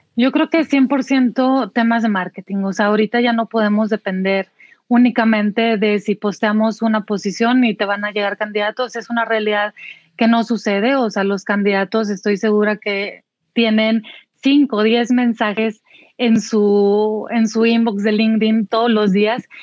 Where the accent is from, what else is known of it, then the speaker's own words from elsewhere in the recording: Saltillo, Coahuila, Mexico; en Saltillo, de donde yo soy originaria.